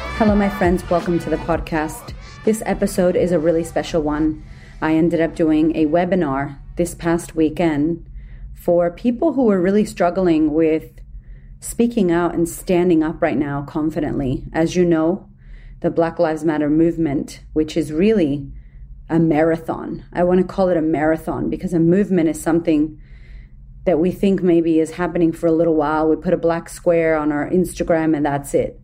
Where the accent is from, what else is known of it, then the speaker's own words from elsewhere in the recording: Boston, Massachusetts, United States; moved away as an adult; now in Melbourne, Australia; growing up in America, being from Boston, being Puerto Rican, growing up in the ghetto